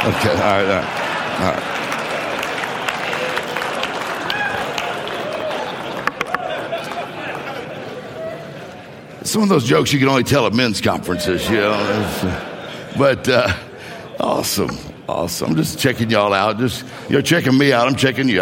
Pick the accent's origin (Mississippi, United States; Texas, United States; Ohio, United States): Mississippi, United States; moved away as an adult; also born or lived in Florida / Meridian, Mississippi; now in Detroit, United States; I grew up in Mississippi, graduated high school in Mississippi, and then I moved to Florida